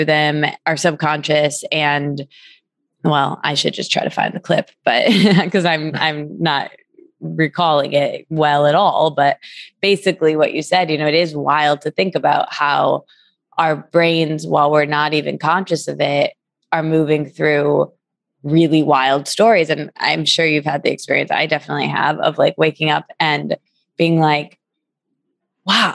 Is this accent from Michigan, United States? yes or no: yes; Michigan, United States; I'm from Michigan